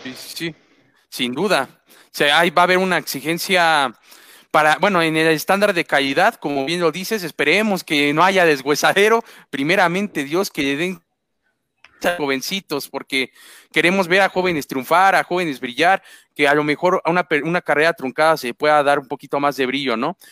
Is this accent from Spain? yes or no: no; Mexico; a nosotros como mexicanos